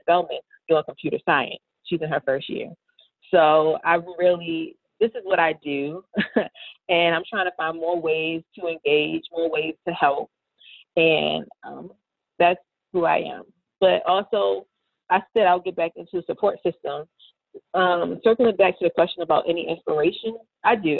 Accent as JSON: {"language": "English", "town": "Baltimore", "region": "Maryland", "country": "United States", "tie": "born or raised there", "moved": "as an adult", "lives_now": "Atlanta, United States", "said": "born and raised in Baltimore City"}